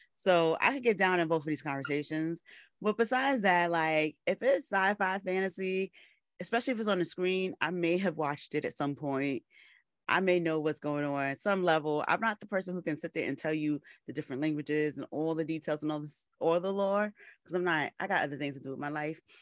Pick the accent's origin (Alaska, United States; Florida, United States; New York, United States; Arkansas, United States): New York, United States; New York City; I am from the Bronx, born and raised